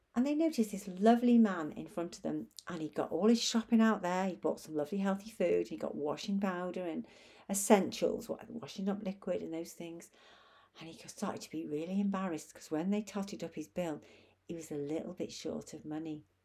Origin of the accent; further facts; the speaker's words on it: Chester, North West England, United Kingdom; moved away; beautiful Chester, Cheshire, which is my hometown